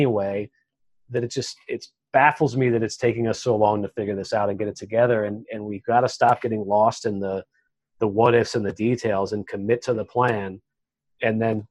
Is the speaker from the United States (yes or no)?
yes; West Texas, United States; I'm from West Texas